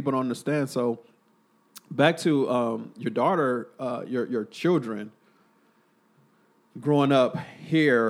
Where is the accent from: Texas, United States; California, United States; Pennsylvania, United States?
Texas, United States; Killeen; my hometown, Killeen